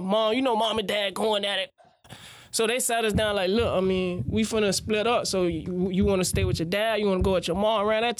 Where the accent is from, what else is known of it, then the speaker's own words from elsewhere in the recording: Miami, Florida, United States; I grew up in Little Haiti area. Grew up in Little Haiti and Alapata